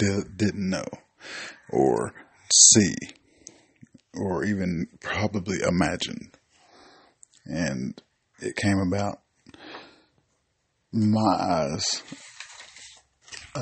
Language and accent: English; Knoxville, Tennessee, United States; I am from Knoxville, Tennessee